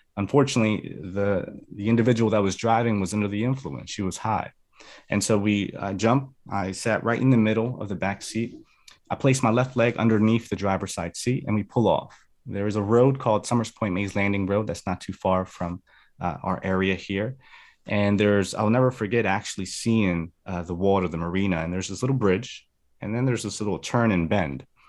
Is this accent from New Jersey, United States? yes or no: yes; New Jersey, United States; also born or lived in Medellin, Colombia; So I was actually born in New Jersey. I'm a Jersey boy, but I was raised in Columbia. I spent, uh, some years there. I came back to the States when I was in second grade